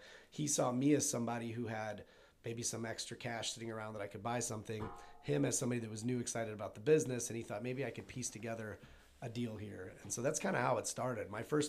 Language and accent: English; Maryville, United States; And I'd known of you guys because of, just from growing up in Maryville.